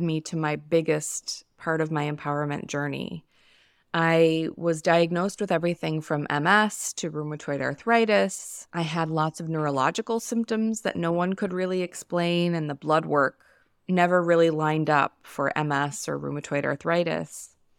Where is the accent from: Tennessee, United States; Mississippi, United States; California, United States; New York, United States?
New York, United States; now in Los Angeles, United States; I live in Los Angeles. I'm from New York